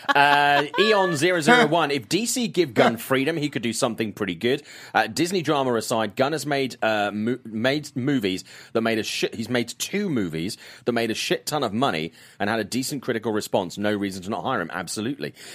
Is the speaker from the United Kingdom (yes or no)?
yes; South Wales, United Kingdom; I was in my hometown of South Wales